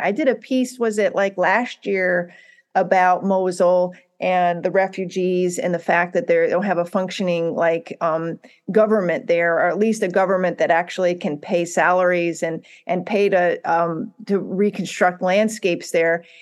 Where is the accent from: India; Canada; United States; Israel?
United States; as a, as an American